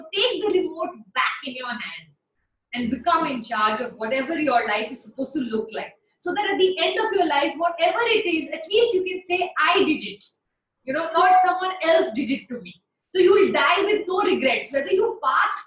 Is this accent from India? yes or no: yes; Delhi, India; now in Chennai, India; I'm a Punjabi from Delhi